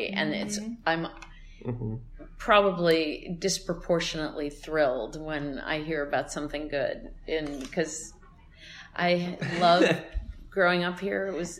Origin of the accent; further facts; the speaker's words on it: Cleveland, Ohio, United States; I have to say a shout out to my hometown.